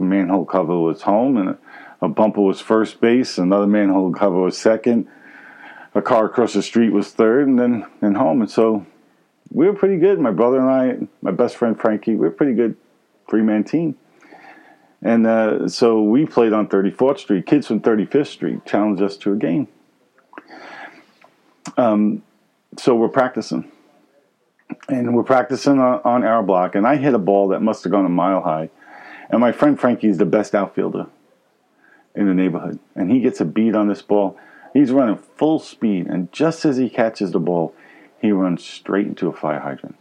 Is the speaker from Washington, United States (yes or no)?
no; New York City, New York, United States; Grew up in Brooklyn, New York. Maybe you can tell by my accent.